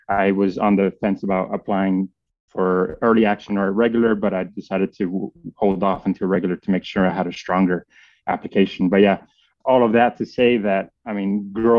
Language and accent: English; Miami, Florida, United States; first language Spanish; English is a second language; moved away as an adult; now in Arizona, United States; I'm born and raised in Miami, Florida, son of two Cuban refugees who left Cuba after the revolution